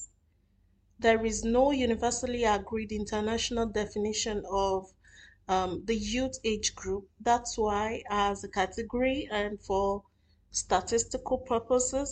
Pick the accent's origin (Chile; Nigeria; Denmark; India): Nigeria; moved away as an adult; now in Doha, Qatar; I am a Nigerian living in Doha, Qatar